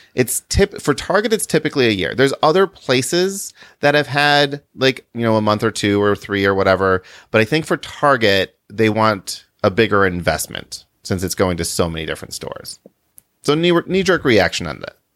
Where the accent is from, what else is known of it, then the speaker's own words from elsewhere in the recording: Chicago, Illinois, United States; we're from the Chicago area